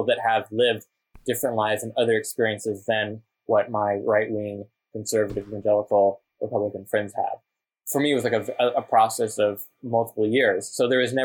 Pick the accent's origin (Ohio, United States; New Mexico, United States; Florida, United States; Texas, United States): Texas, United States; growing up in Texas, there are a lot of migrant workers